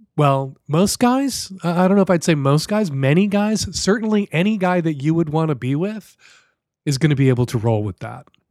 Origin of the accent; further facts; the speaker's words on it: Chicago, Illinois, United States; now in Seattle, United States; Love you, Chicago. Still my hometown.